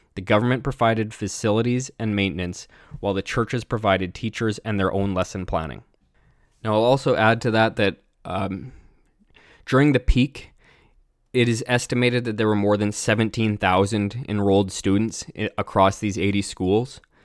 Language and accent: English; British Columbia, Canada; even me as a Canadian